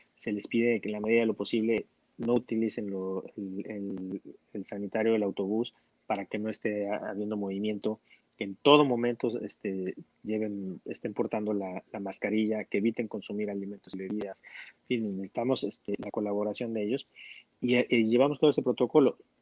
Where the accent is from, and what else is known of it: Mexico